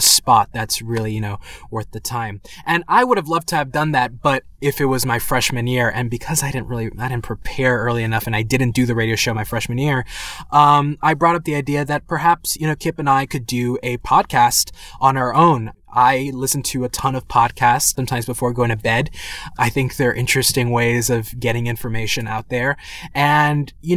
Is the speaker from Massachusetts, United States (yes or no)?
no; New York City, New York, United States; I was born and raised in the Bronx, New York